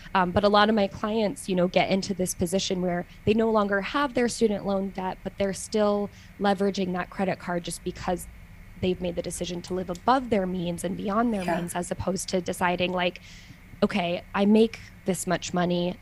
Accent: United States; moved away as an adult; now in Switzerland; now I'm an American who lives in Switzerland

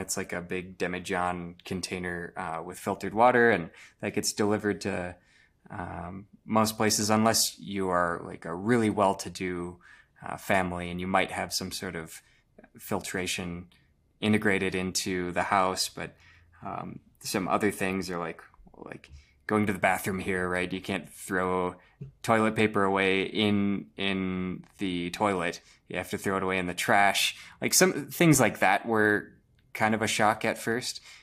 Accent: Rochester, Minnesota, United States; I'm from Rochester, Minnesota

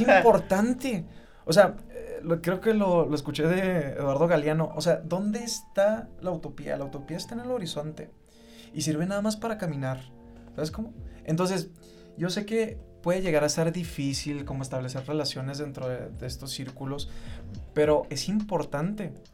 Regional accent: Mexico; me identifica como un mexicano mestizo

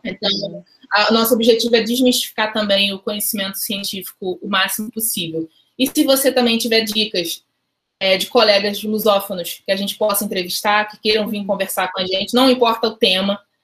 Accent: Juazeiro do Norte, Ceará, Brazil; now in Rio de Janeiro, Brazil; eu sou do interior do Ceará, Inês. Eu moro no, no Rio já há bastante tempo, mas eu nasci em Juazeiro do Norte, que é interior do Ceará

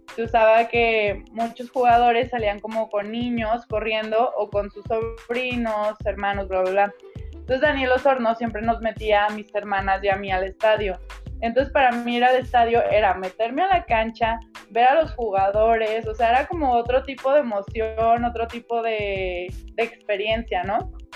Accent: Guadalajara, Jalisco, Mexico; yo soy orgullosamente tapatía

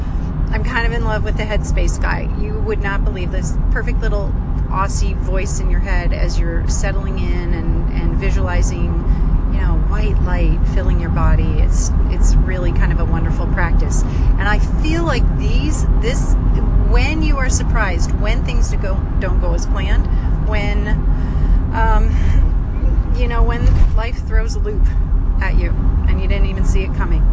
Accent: Great Lakes, United States; now in Texas, United States; I grew up in the Great Lakes

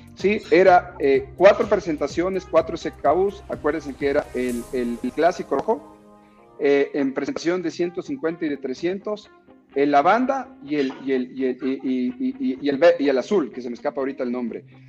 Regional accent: Ecuador; como ecuatorianos

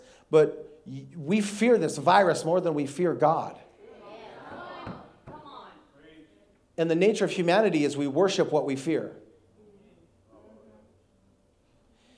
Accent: North Dakota, United States; now in Houston, United States; I grew up in North Dakota. I'm a Yankee. I live in Houston. I've been living in Houston now for the last 14 years

